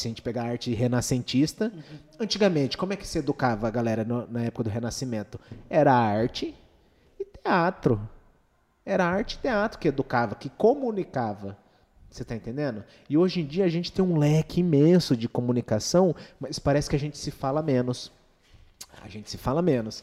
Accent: Dourados, Mato Grosso do Sul, Brazil; cidade natal nossa é qual? Dourados, Mato Grosso do Sul

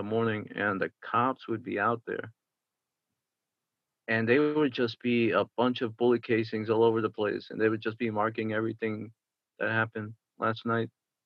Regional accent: New York, United States; I grew up in New York.

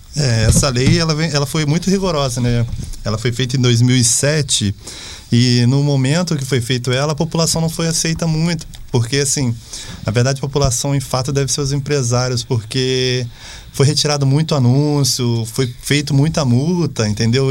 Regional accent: Bananal, São Paulo, Brazil; eu sou lá de Bananal

